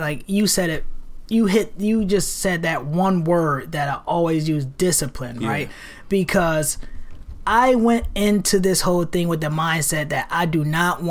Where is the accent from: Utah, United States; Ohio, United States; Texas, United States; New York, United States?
New York, United States; New York City; moved away as an adult; also born or lived in Rochester, New York; now in Portland, United States; Growing up in New York City, growing up one of 8 children, a single parent, single black mother parent household